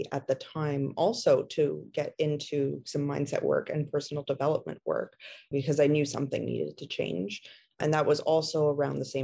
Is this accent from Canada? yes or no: yes; Montreal, Quebec, Canada; now in Ontario, Canada; I am originally from Montreal, actually, but have moved out to a smaller town in Ontario